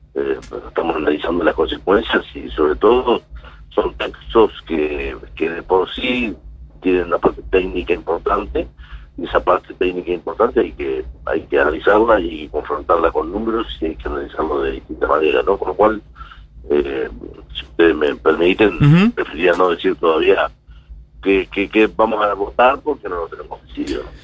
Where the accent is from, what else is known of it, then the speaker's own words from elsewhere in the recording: Argentina; como argentino